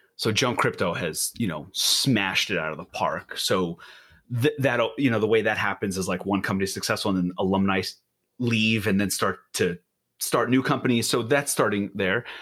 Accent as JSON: {"language": "English", "region": "New York", "country": "United States", "tie": "born or raised there", "also_born_or_lived": "Israel", "moved": "yes", "lives_now": "Portland, United States", "said": "I'm from Israel originally, grew up in New York, and have been living in Portland with my family"}